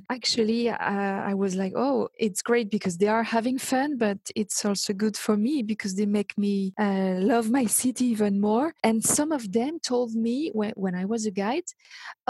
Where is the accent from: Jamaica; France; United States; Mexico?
France; near Versailles, Île-de-France; accent: French; English is a second language; now in Paris, France; I live in Paris. I grew up near Paris, near Versailles